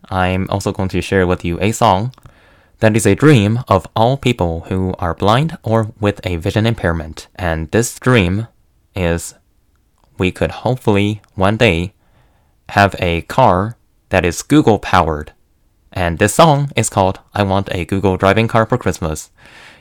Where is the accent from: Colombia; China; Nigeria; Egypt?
China; now in United States; I am from China.